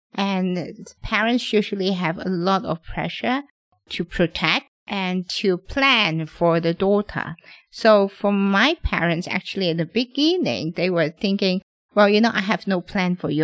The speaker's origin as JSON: {"language": "English", "country": "Hong Kong", "tie": "born or raised there", "said": "I'm born and raised in Hong Kong."}